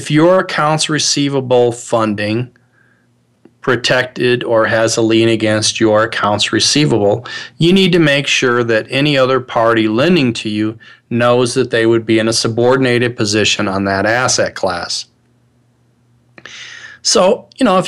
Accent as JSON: {"language": "English", "region": "Midwest", "country": "United States", "tie": "born or raised there", "said": "I'm originally from the Midwest. I'm a child of the 60s. I was born in 1960. Grew up in the Midwest"}